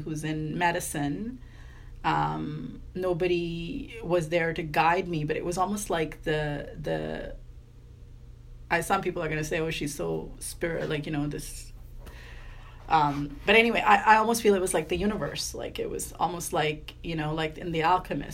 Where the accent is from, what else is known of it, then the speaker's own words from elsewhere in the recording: Vancouver, British Columbia, Canada; moved away as an adult; I'm from Vancouver